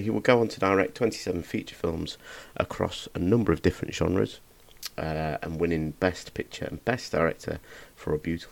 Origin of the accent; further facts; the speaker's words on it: Lincoln, East Midlands, United Kingdom; my hometown, Lincoln